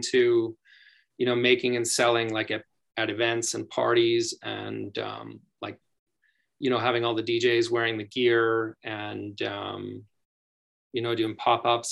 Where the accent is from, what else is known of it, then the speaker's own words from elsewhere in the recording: Edmonton, Alberta, Canada; also born or lived in Calgary; we're both from Edmonton, but okay. We both moved to Calgary